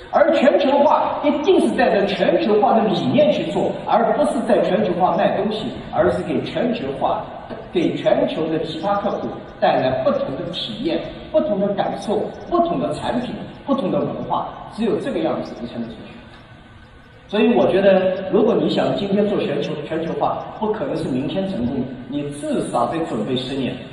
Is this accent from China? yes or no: yes; China; 我们中国人学习的能力，包容的能力